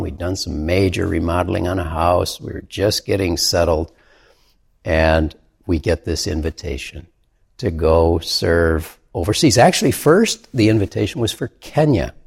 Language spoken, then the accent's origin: English; Michigan, United States; in Michigan, my home state